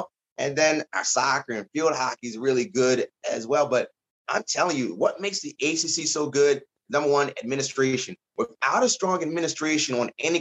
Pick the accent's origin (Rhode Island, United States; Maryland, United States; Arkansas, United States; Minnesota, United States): Maryland, United States; Baltimore; moved away; also born or lived in Virginia; I'm originally from Baltimore